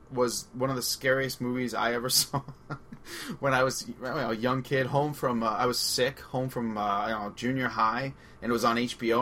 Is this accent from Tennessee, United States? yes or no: no; Long Island, New York, United States; accent: Long Island; my Long Island accent